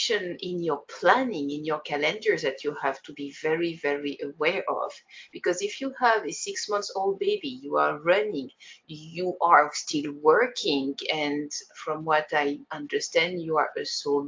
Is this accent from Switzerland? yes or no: yes; Switzerland; I come from Switzerland in Europe